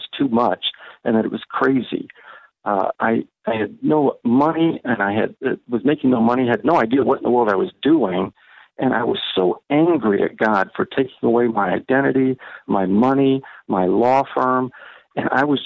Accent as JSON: {"language": "English", "region": "Ohio", "country": "United States", "tie": "born or raised there", "moved": "yes", "said": "I grew up in Ohio."}